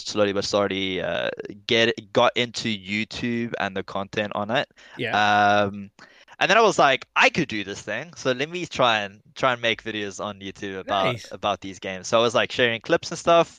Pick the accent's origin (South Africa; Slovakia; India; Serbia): South Africa; Stellenbosch, Western Cape; Born and raised in South Africa in the Western Cape